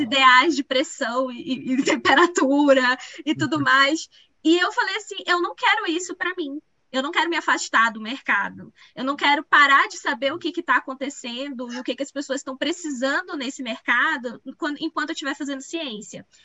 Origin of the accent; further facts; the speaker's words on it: Pará, Brazil; moved away as an adult; also born or lived in Belém; now in Minas Gerais, Brazil; eu sou paraense, eu acho que isso é uma, é, uma definição minha mesmo. Assim. Eu tenho muito orgulho de ser do Pará